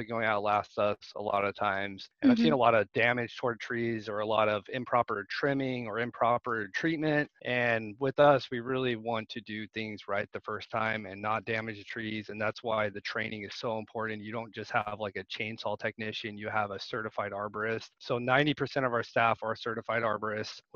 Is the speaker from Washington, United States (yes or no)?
yes; Washington, United States; now in Lincoln, United States; I grew up in Washington State